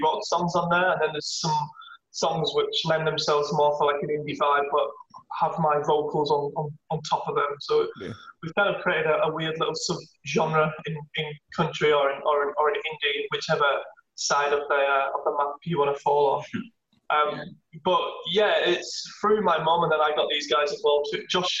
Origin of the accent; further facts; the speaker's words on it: England, United Kingdom; Then we kind of, then as I grew up kind of in England, Britpop and indie's very big music.